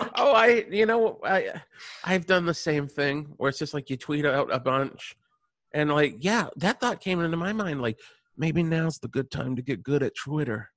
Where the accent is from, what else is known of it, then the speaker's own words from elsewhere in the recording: Radford, Virginia, United States; I am from Virginia.